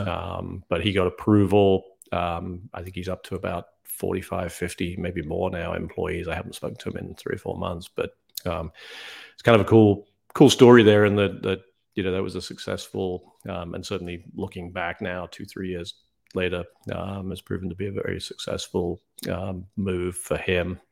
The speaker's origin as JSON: {"language": "English", "country": "United Kingdom", "tie": "born or raised there", "also_born_or_lived": "New York", "moved": "as an adult", "lives_now": "South Carolina, United States", "said": "I'm actually British, grew up in the U K"}